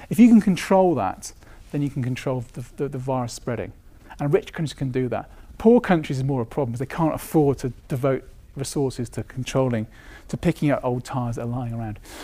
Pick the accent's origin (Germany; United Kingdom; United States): United Kingdom; being British